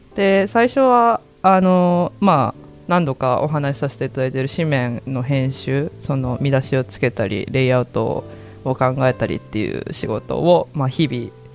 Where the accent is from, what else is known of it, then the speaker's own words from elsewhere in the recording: Yamanashi, Japan; moved away as an adult; now in Osaka, Japan; 私は出身が山梨で関東なので